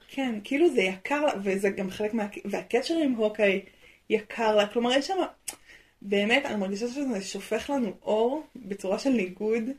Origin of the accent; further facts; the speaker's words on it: Israel; נולדתי בארץ